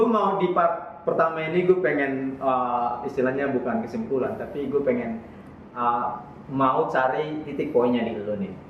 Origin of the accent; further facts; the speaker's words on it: North Sumatra, Indonesia; kami orang Batak